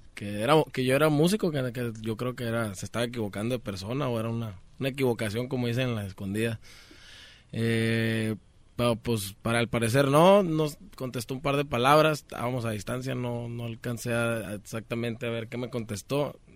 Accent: Sonora, Mexico; also born or lived in Culiacán, Sinaloa; Yo nací en Culiacán, Sinaloa también, ah, pero soy criado en Sonora

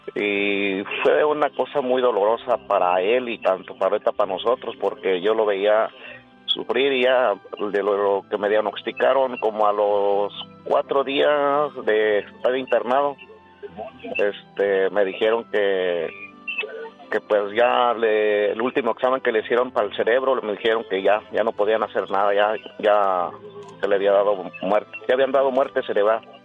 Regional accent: Michoacán, Mexico; moved away; Nosotros somos del estado de Michoacán

